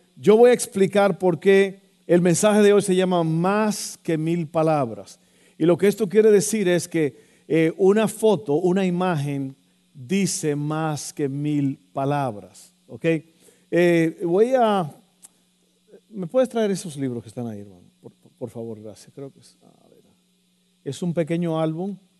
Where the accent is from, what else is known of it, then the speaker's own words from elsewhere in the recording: Santo Domingo, Dominican Republic; also born or lived in Texas; now in United States; cuando yo estaba creciendo allá en Santo Domingo